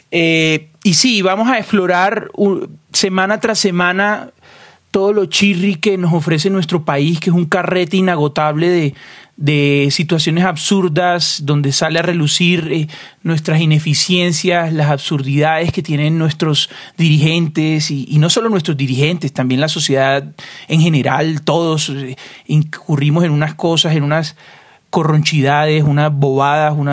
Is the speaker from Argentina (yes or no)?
no; Colombian Caribbean coast, Colombia; also born or lived in Usaquén, Bogotá; now in Bogotá, Colombia; Yo por lo menos, que, soy costeño